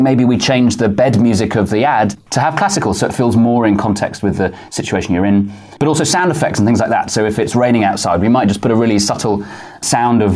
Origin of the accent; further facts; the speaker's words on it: United Kingdom; moved away as an adult; also born or lived in Manchester; now in New York, United States; I'm a Brit, lived in the UK most of my life